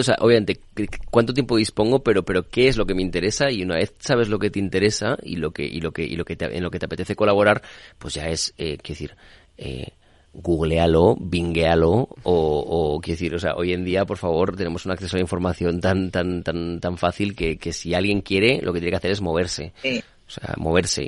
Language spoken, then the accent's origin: Spanish; Spain; soy español